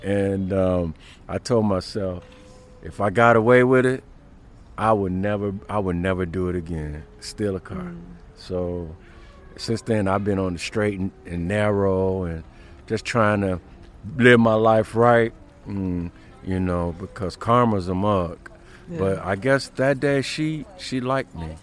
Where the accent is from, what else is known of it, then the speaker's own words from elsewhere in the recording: University Park, Illinois, United States; also born or lived in Chicago; I grew up near University Park, the south suburbs of Chicago